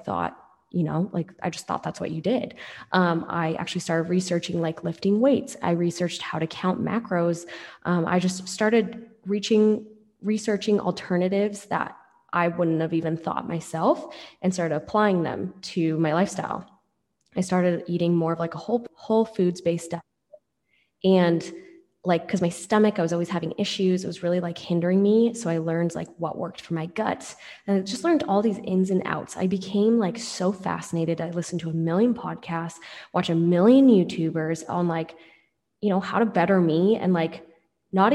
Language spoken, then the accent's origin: English; Seattle, Washington, United States; So I'm from Seattle, grew up in Seattle